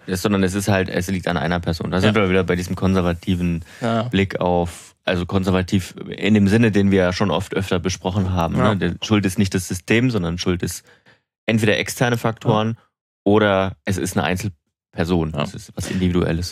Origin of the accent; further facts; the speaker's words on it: Germany; bei uns in Deutschland